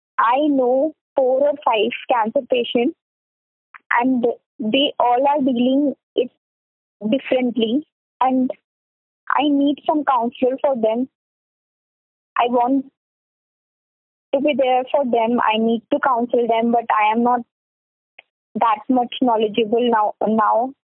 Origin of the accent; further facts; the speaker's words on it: Varanasi, Uttar Pradesh, India; now in Delhi, India; I am like from Varanasi, but I am like right now I am living in Delhi.